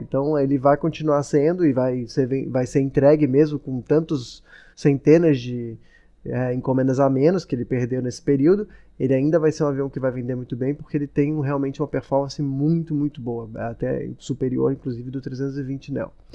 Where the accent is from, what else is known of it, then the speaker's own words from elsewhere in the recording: Brazil; moved away; eu, como brasileiro